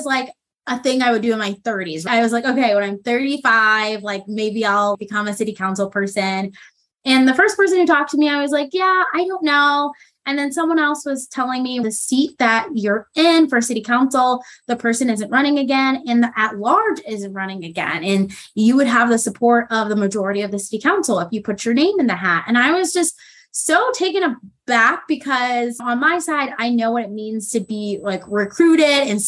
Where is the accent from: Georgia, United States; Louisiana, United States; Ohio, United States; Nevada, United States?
Nevada, United States; Las Vegas; moved away as an adult; also born or lived in Milwaukee, Wisconsin; now in South Salt Lake, United States; I'm originally from Las Vegas, Nevada. I was raised there